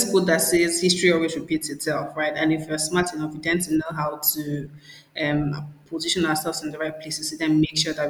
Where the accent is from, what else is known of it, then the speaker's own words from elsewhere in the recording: Nigeria; also born or lived in Abia State; I'm Nigerian. I'm from Abia State, some small village in Nigeria. And I mean, I pretty much grew up in the city